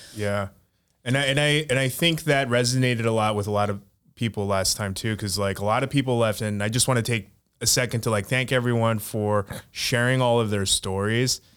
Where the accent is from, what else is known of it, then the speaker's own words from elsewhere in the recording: United States; we grew up in America